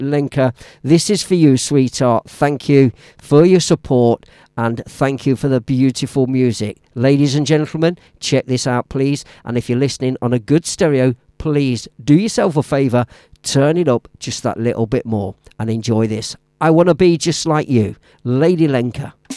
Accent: Leicester, East Midlands, United Kingdom; Now, Leicester City is my hometown. I was born and raised there, and I live just on the outskirts now.

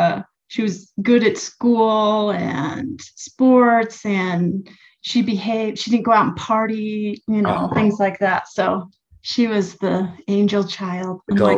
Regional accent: Laramie, Wyoming, United States; also born or lived in Taylorville, Illinois; So I'm not even an original Wyomingite, but my parents moved here when I was in third grade. So I grew up in Laramie since I was in third grade

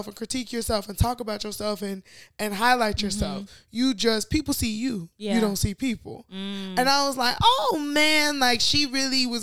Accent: Chicago, Illinois, United States; as a Chicagoan.

